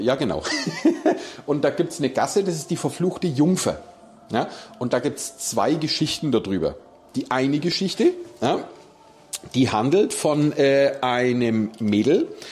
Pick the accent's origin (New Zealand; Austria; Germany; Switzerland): Germany; Nuremberg, Bavaria; Hier bei uns in Nürnberg